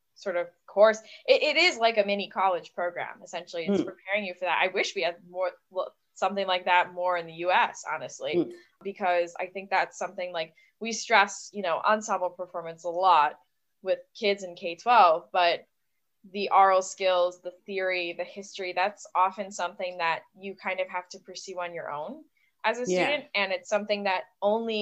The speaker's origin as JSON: {"language": "English", "country": "United States", "said": "being an American"}